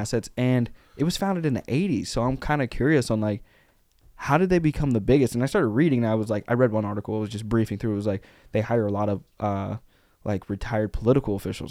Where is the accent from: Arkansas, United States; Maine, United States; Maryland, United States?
Arkansas, United States; we grew up in Arkansas